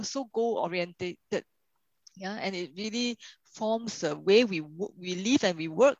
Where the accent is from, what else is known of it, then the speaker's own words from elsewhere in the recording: Singapore; So what you say, Max, really resonates with us as Singaporeans.